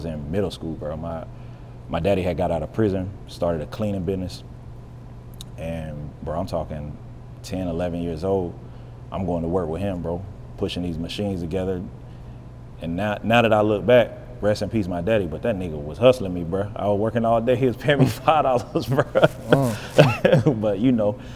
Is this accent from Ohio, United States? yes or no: no; Western North Carolina, United States; now in Charlotte, United States; I'm not originally from Charlotte. Charlotte's home. It's a couple hours from where I'm from. I'm from the country, bro. I'm from Western North Carolina. Small town